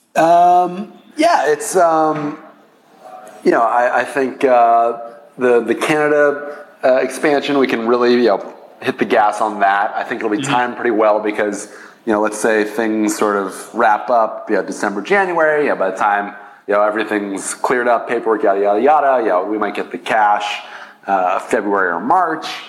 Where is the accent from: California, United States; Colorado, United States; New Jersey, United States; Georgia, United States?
California, United States; Los Angeles; I grew up in uh, Los Angeles